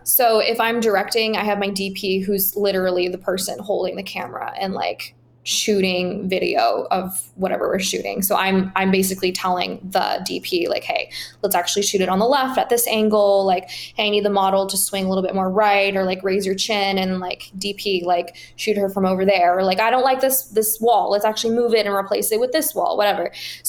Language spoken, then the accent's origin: English; Paris, Île-de-France, France; also born or lived in Washington, DC, United States; I'm originally from Paris, France. I grew up between DC and Paris. So … is homage to my my French side.